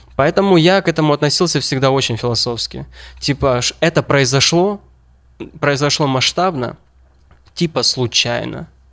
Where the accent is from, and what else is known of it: Ukraine